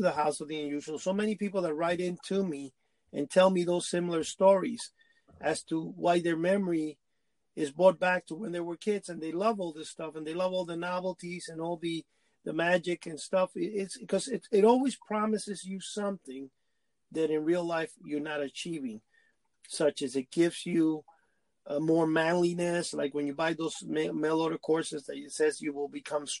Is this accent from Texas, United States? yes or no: no; New York City, New York, United States; also born or lived in Cuba; I grew up in Manhattan